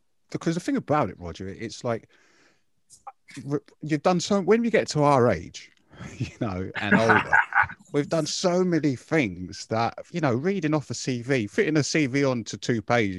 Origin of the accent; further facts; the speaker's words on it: London, United Kingdom; I'm from Hackney